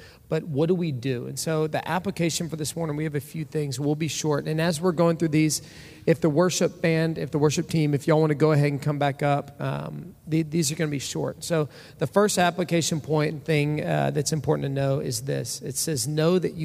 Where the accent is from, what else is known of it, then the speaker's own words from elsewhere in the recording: Orange, Texas, United States; I come from Orange, Texas. That's where I was born and raised